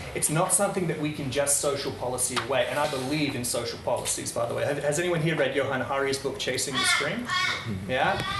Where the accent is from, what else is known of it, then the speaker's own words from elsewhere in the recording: Netherlands; moved away; I grew up in Holland